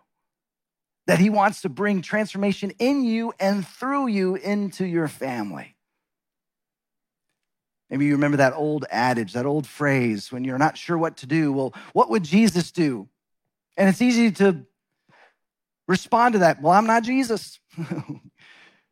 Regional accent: Texas, United States; moved away as an adult; also born or lived in Seattle / Los Angeles; My wife, Deborah, and I grew up in Texas

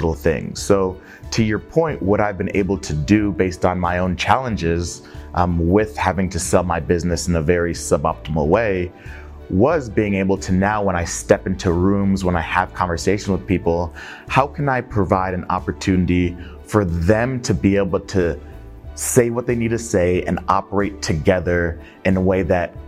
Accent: Connecticut, United States; also born or lived in Nigeria; born and raised in Connecticut

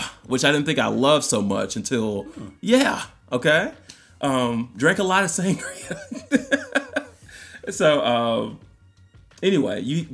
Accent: Nassau, New Providence, Bahamas; moved away; growing up in Nassau, Bahamas

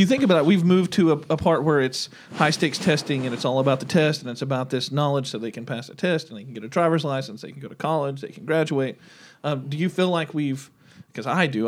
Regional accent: Locust Grove, United States; I grew up in Locust Grove

